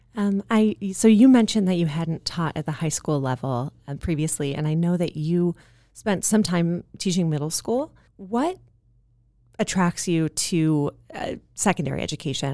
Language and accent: English; Midwest, United States; now in Santa Monica, United States; I am also a Midwesterner.